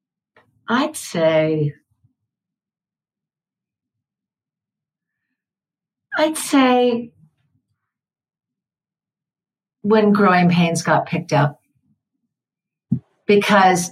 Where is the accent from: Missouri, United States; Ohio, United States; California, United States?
California, United States; Santa Clara; I grew up in Santa Clara, California